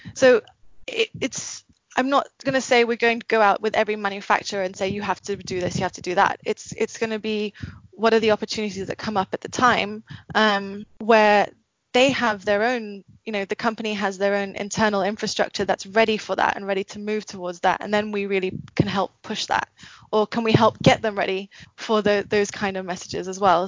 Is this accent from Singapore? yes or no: yes; Singapore; now in Philippines; I grew up in Singapore. My mum's from the Philippines